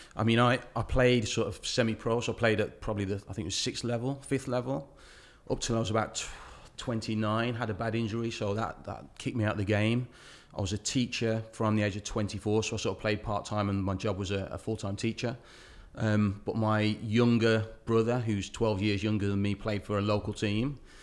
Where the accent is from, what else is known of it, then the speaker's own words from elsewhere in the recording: Wolverhampton, West Midlands, United Kingdom; as my hometown, Wolverhampton